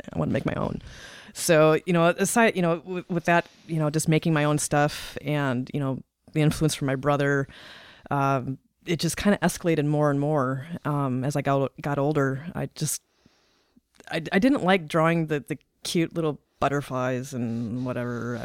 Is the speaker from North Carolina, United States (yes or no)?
no; North Dakota, United States; moved away as an adult; also born or lived in Highland Park, Illinois / Fort Collins, Colorado / Nebraska; now in Omaha, United States; I was born in Highland Park, Illinois. I lived th- I lived in Illinois till I was about nine, and then my parents separated. We moved up to North Dakota